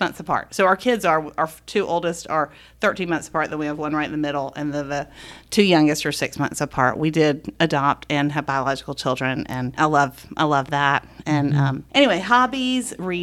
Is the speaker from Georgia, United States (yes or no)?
yes; Augusta, Georgia, United States; also born or lived in Waverly; We grew up in Augusta